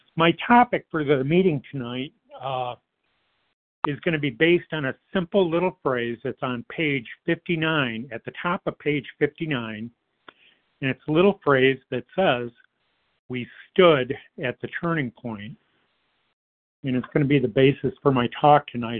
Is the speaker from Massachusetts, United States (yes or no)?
no; Detroit, Michigan, United States; I grew up in the Metro Detroit area.